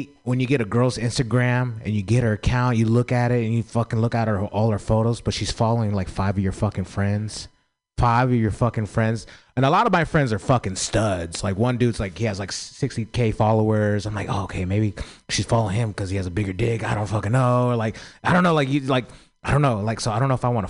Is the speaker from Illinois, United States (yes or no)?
no; San Francisco, California, United States; I grew up in San Francisco